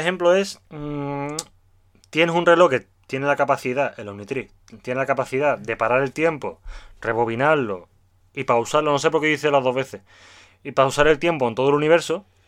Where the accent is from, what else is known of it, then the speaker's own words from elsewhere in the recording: Seville, Andalusia, Spain; soy sevillano